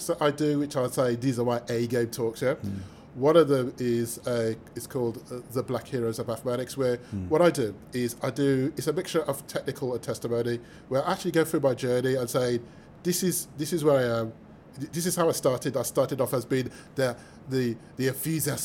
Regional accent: Birmingham, West Midlands, United Kingdom; I'm from Birmingham

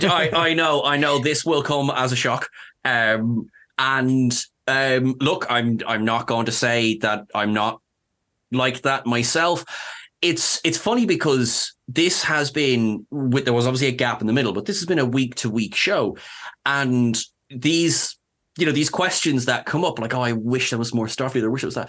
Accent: Ireland; I'm Irish

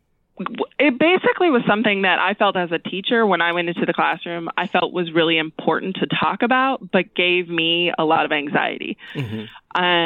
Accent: West Virginia, United States; also born or lived in Orange County, California / Bloomington, Indiana; now in Boone, United States; I'm mostly consider myself from West Virginia. I moved there when I was 11. I grew up there, went to high school there.

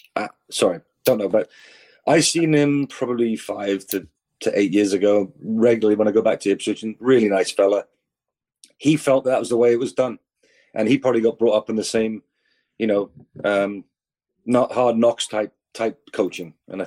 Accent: New Westminster, British Columbia, Canada; also born or lived in England; know, obviously youth soccer in New West, and then went to Coquitlam. Because I went back to England as a British player

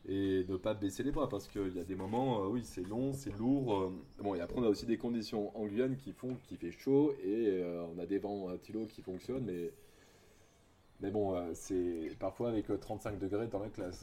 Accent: Bordeaux, Nouvelle-Aquitaine, France; moved away as an adult; also born or lived in French Guiana; now in Maripasoula, French Guiana; je viens de Bordeaux, du sud-ouest de la France, du coup, donc je suis métro

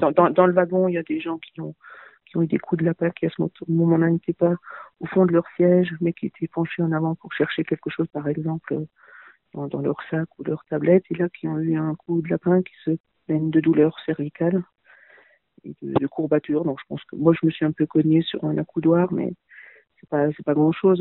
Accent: Littenheim, Grand Est, France; Littenheim, dont je suis originaire

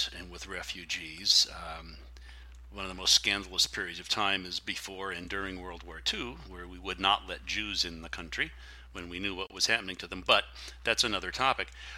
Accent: Connecticut, United States; now in California, United States; I grew up in Connecticut and moved to California

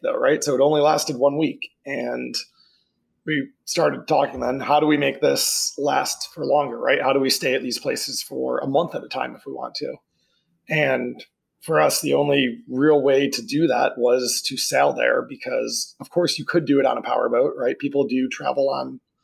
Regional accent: Syracuse, New York, United States; moved away as an adult; also born or lived in Albany, New York / Florida; now in Merritt Island, United States; I'm from upstate New York originally. I grew up just outside of Syracuse

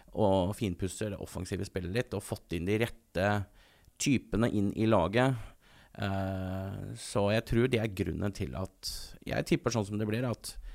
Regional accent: Eastern Norway, Norway; now in Bergen, Norway; Jeg er fra Østlandet, så kanskje østbergenser. Altså jeg på en måte er født østlending

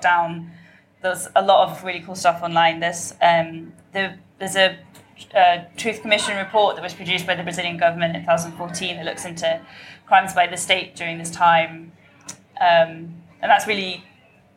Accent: London, United Kingdom; growing up in London

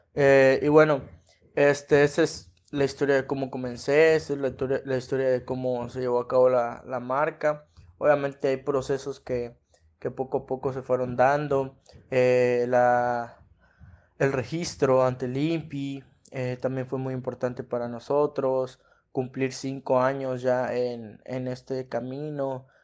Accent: Mexico; como mexicanos

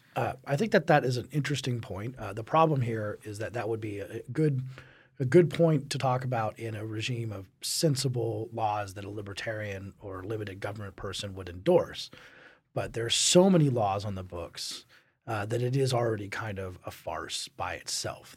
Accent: Colorado, United States; growing up in Colorado

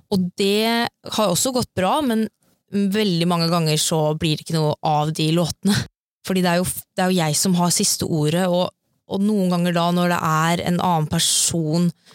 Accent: Sarpsborg, Østfold, Norway; moved away as an adult; now in Oslo, Norway; jeg kommer jo egentlig fra Sarpsborg, ja. og flytta til Oslo for tre år siden

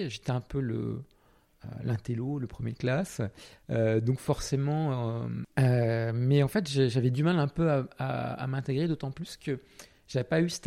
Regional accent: Portugal; alors moi j'ai pas précisé, hein, je n'ai dû je viens du Portugal, mais ça, ça n'a pas trop d'impact, à part euh, un peu une double culture, un petit peu. Euh, ma mère est française, mon père portugais, voilà.

